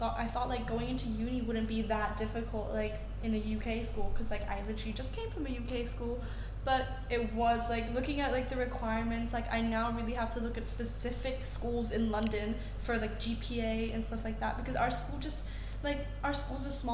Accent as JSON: {"language": "English", "country": "Thailand", "said": "whether or not I can speak English now because I come from Thailand"}